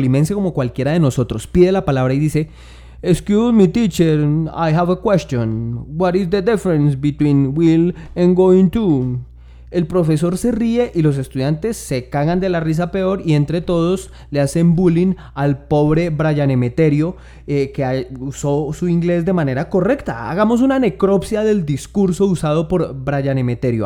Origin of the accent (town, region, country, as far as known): Tolima, Colombia